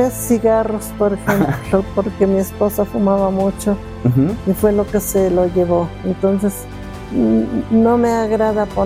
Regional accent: State of Mexico, Mexico; Yo nací aquí en el Estado de México.

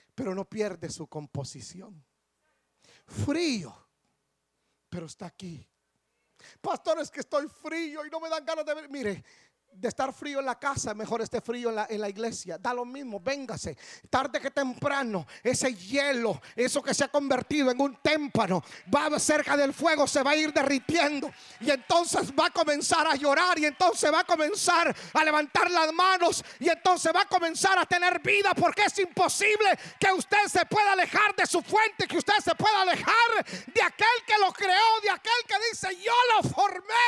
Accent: Guatemala; moved away; yo nací en Guatemala. Yo nací en Guatemala.

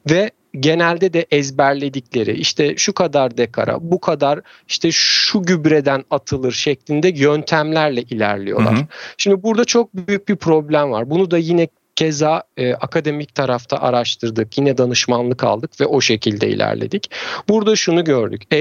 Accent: Trabzon, Turkey; E, ben de Trabzonluyum. E, o tarafta işte fındık ve çay bahçeleri vesaire var. Amcalarım keza çiftçilik yapıyorlar. Çocukluğumuz da oralarda geçti.

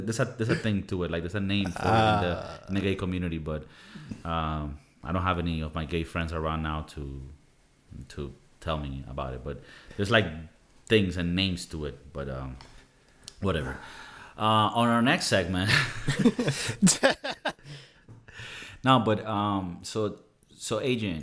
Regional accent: Venezuela; now in Spain; in Venezuela we do 1 kiss

